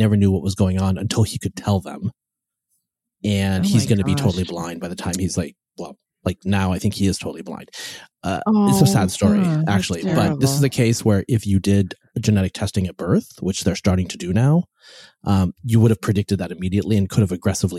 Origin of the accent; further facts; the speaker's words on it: West Coast, United States; I'm from the West Coast.